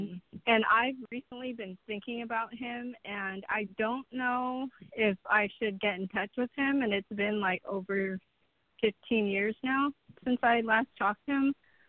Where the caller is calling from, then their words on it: Ventura County, California, United States; I'm calling from Ventura County in California.